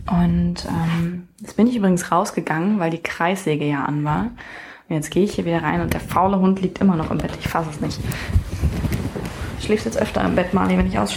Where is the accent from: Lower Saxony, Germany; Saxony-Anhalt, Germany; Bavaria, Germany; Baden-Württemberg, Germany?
Saxony-Anhalt, Germany; wir kommen nicht ursprünglich aus Magdeburg, aber sehr, sehr viel von unserer Familie wohnt hier in Magdeburg. Und der Rest ist nicht so weit weg, also wir kommen schon ursprünglich aus Sachsen-Anhalt.